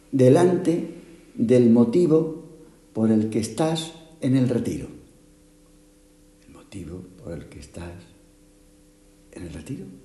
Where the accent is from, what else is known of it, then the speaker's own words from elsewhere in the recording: Málaga, Andalusia, Spain; Es que somos las dos de Málaga, pero lo menos parecidas.